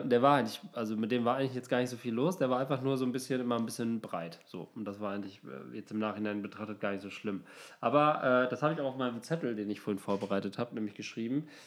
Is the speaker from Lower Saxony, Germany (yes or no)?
yes; Osnabrück, Lower Saxony, Germany; moved away as an adult; also born or lived in Cologne / Hamburg; in meiner Heimatstadt Osnabrück